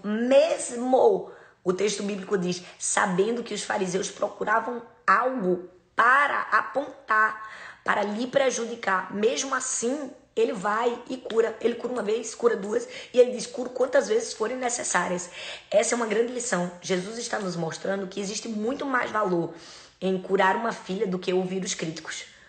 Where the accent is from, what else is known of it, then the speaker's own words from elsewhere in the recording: Northeast Region, Brazil; eu sou nordestina